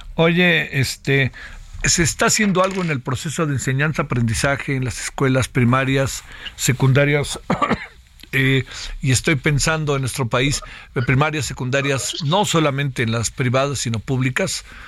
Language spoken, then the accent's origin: Spanish; Mexico; somos vecinos de los Estados Unidos